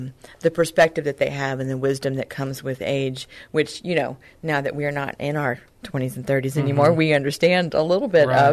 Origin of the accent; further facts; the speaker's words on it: Sutherland Springs, Texas, United States; also born or lived in Palacios, Texas; I actually grew up on a dairy farm in Sutherland Springs, Texas